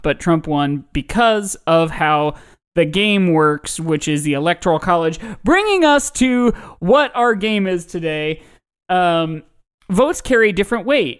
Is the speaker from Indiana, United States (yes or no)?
yes; Indiana, United States; my home state of Indiana